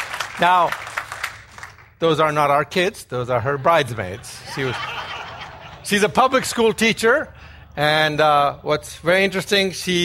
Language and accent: English; Ghana; born there; I was born in Ghana. Some of you are thinking that's a town in Texas. It's actually a country off the west coast of Africa.